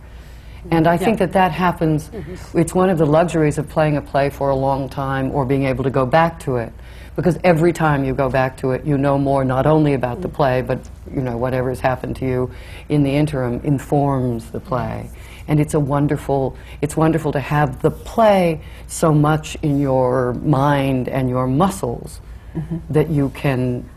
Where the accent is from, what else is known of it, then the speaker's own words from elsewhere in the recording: Oakland, California, United States; moved away; I grew up in California, in Oakland, California